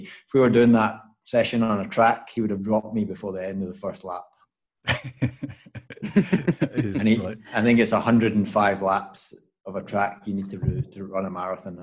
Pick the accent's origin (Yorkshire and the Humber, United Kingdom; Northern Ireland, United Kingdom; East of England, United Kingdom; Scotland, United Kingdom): Scotland, United Kingdom; as a Scotsman